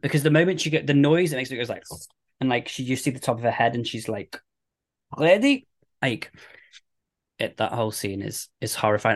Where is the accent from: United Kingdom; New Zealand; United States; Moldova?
United Kingdom; we're British